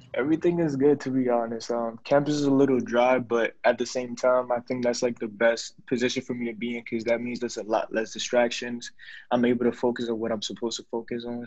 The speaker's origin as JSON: {"language": "English", "country": "Ghana", "said": "I'm from Ghana"}